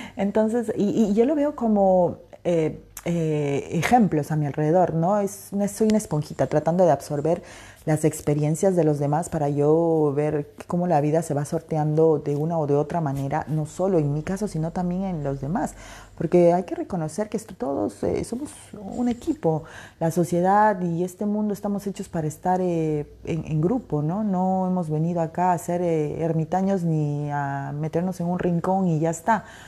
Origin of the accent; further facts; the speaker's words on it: Peru; Soy peruana